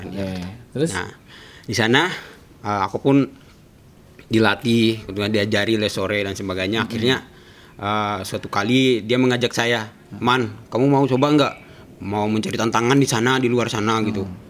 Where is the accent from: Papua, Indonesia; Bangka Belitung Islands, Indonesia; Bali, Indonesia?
Papua, Indonesia; saya pakai bahasa daerah saya jadi Papua itu banyak bahasa jadi saya dan berbahasa bahasa suku saya gitu.